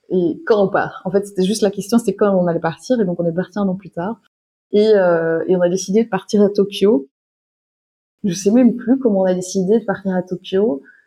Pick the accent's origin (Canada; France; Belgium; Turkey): Belgium; je suis belge, j'ai 33 ans.